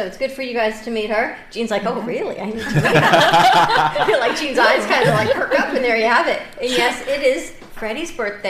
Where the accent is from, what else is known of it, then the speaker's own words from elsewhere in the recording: Bronx, New York, United States; Yeah, growing up Bronx.